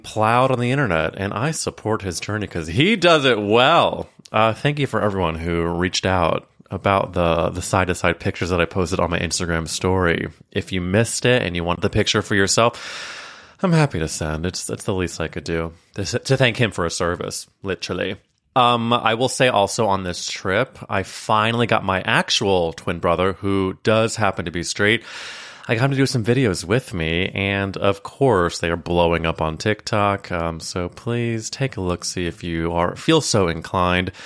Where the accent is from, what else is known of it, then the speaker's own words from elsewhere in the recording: Missouri, United States; moved away; a lake in Missouri, my home state.